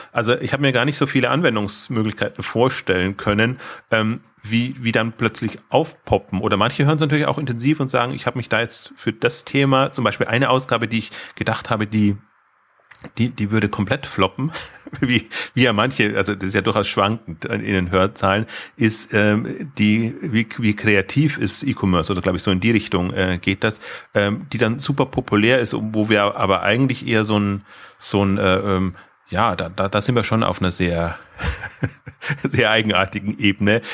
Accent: Bavaria, Germany; ich komme jetzt äh, aus Bayern

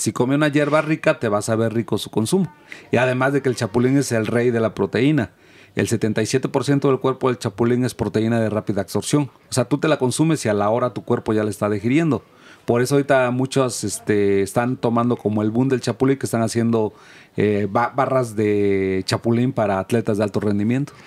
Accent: Oaxaca, Mexico; moved away; de donde yo vengo, que es Oaxaca

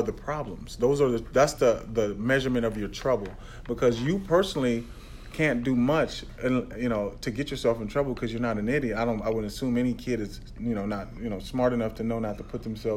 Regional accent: Pasadena, California, United States; also born or lived in Tyler, Texas; I was born in Texas, but raised in Pasadena, California

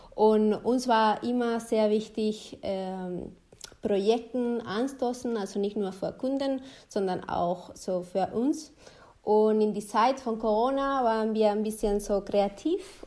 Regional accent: Spain; German is a second language; now in Germany; ich komme zum Beispiel aus Spanien

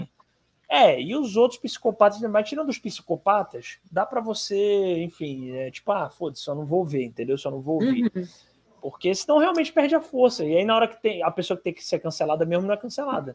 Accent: Ceará, Brazil; eu sou do Ceará e eu tenho primos em Pernambuco também.

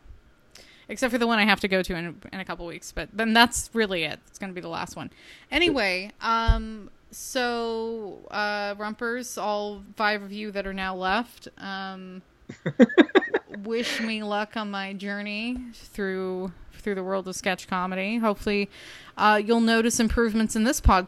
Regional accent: San Francisco Bay Area, California, United States; I grew up in the Bay Area in the 80s

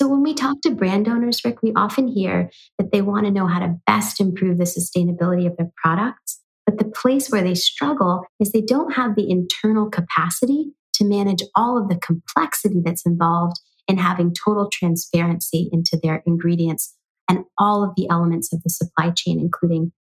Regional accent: San Francisco, California, United States; also born or lived in New York City; I moved back to the Bay Area, my hometown of San Francisco

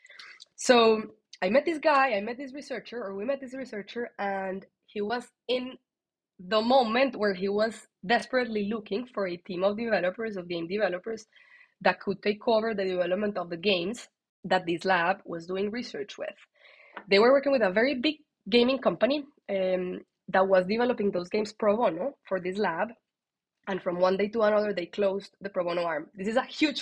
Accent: Colombia; that's my Colombian side

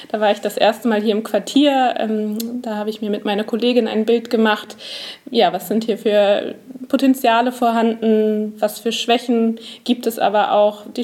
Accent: Hamburg, Germany; Also ich komme aus dem Norden Hamburgs und der Weg zu Ikea zum Beispiel, der ist mir durchaus bekannt

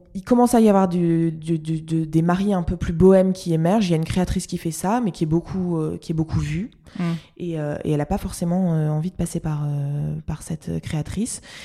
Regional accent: Lille, Hauts-de-France, France; je suis lilloise

